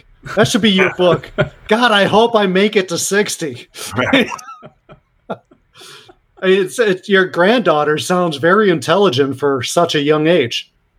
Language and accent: English; Chicago, Illinois, United States; I grew up in Chicago, it was grammar school.